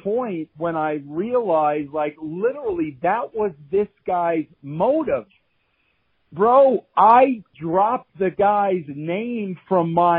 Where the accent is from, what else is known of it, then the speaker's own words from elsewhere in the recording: Long Island, New York, United States; I was from Long Island. We were both Italian.